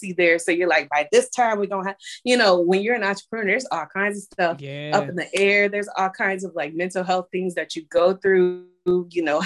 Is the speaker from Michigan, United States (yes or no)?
yes; Michigan, United States; moved away as an adult; now in Maryland, United States; We're both from Michigan